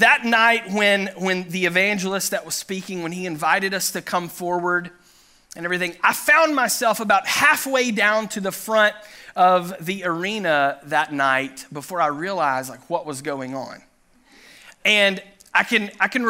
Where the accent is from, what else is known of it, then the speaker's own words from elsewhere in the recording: Chattanooga, Tennessee, United States; moved away; I grew up in Chattanooga, Tennessee